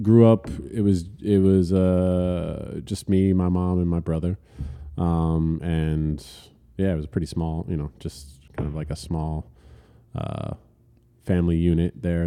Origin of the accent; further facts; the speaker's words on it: Elizabeth, New Jersey, United States; also born or lived in Manhattan, New York; born and raised in Elizabeth